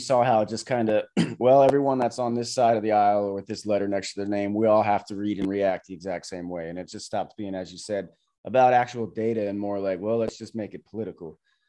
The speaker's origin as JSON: {"language": "English", "region": "New Jersey", "country": "United States", "tie": "born there", "also_born_or_lived": "Florida", "lives_now": "California, United States", "said": "like born same year, both born in Jersey, and now we're both in California. And I just, you know, I came from Florida."}